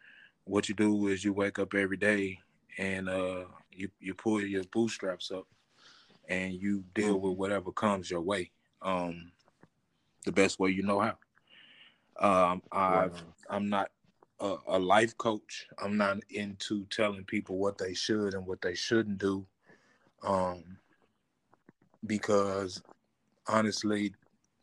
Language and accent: English; Terrell, Texas, United States; We started in the South. Actually, I was born in Terrell, Texas